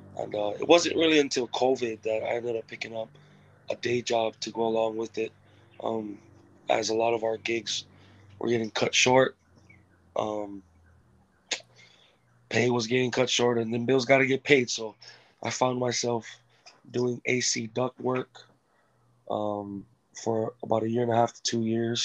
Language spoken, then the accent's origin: English; Kipapa, Hawaii, United States; also born or lived in American Samoa / California / Texas; when I was 7 years old, I moved to Hawaii from American Samoa